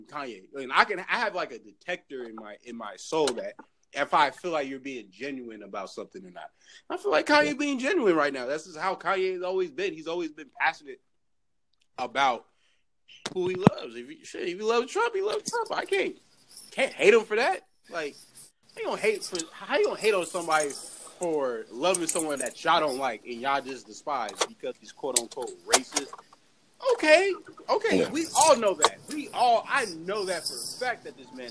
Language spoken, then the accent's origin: English; California, United States; also born or lived in San Bernardino; I'm from California